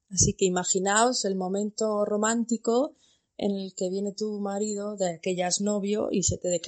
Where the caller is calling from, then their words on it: Botswana; Hola Alicia … de Botswana. Anécdotas con el idioma, pues tengo muchas. En Botswana se habla inglés y Setswana, es la lengua oficial.